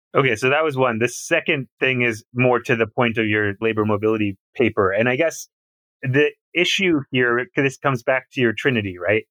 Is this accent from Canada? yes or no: yes; Canada; I'm from Canada